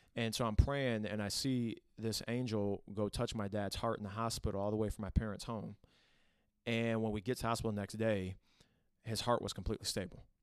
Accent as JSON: {"language": "English", "town": "Toledo", "region": "Ohio", "country": "United States", "tie": "born or raised there", "said": "Born and raised in Toledo, Ohio"}